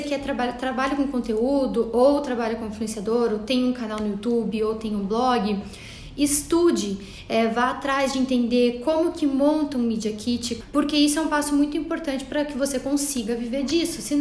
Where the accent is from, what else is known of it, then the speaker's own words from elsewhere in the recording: Fortaleza, Ceará, Brazil; E eu vim lá de Fortaleza para conhecer o café de vocês.